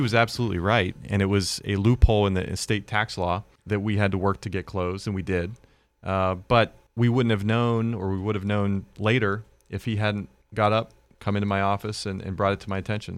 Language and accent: English; Western Pennsylvania, United States; the values that I learned growing up in Western Pennsylvania